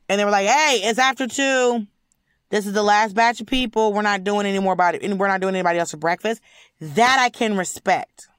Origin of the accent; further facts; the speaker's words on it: United States; I'm an American